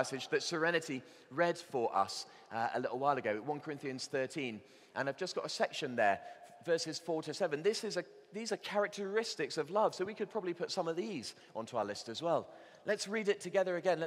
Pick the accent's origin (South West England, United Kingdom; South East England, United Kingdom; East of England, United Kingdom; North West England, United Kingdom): South West England, United Kingdom; Bristol; I grew up in Bristol